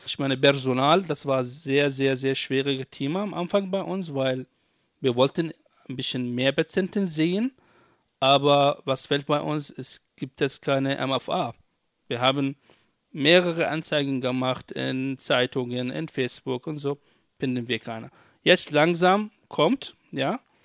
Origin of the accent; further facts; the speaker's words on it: Iraq; German is a second language; moved away as an adult; also born or lived in Baghdad; now in Germany; ich komme auch, ähm, ursprünglich aus Irak. Äh, 2012